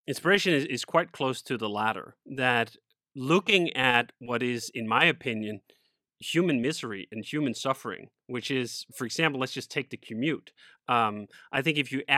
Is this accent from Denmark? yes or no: yes; Copenhagen, Capital Region of Denmark, Denmark; moved away as an adult; also born or lived in Spain; I grew up in Copenhagen, Denmark, and stayed there for about 25 years